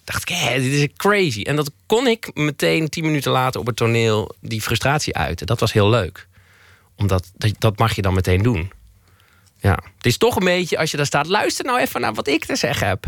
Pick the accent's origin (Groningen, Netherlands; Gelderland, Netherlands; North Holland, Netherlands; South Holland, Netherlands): Gelderland, Netherlands; Twello; moved away; ik ben opgegroeid in Twello, tussen, in de weilanden.